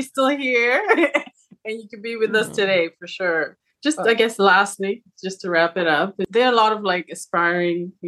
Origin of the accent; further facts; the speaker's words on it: Zimbabwe; I'm from Zimbabwe